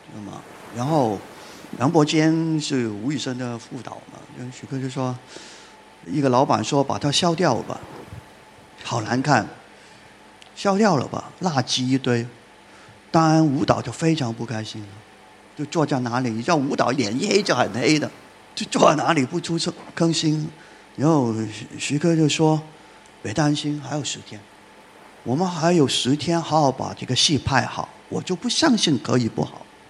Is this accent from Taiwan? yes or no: no; Hong Kong; 我们在香港